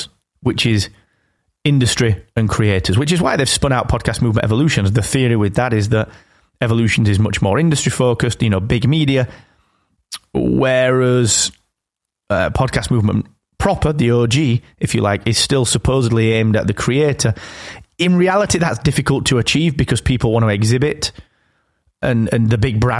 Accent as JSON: {"language": "English", "region": "England", "country": "United Kingdom", "said": "I'm English. That's just because I live here."}